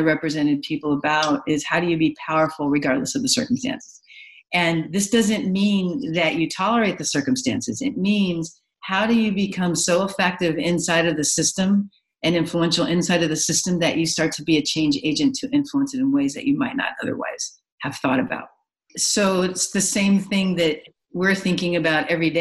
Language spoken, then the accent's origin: English; Los Angeles, California, United States; I grew up in Los Angeles with a lot of different influences